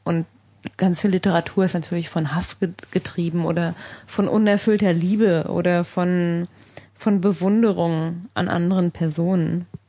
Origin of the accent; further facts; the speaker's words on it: Sauerland, North Rhine-Westphalia, Germany; now in Berlin, Germany; ich bin ja in einer Kaninchenzüchterfamilie aufgewachsen im Sauerland